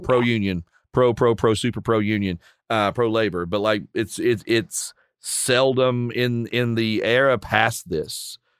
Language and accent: English; Appalachia, Virginia coal fields, United States; both being Appalachian from kind of the Virginia coal fields and that the heart of that part of uh, Appalachia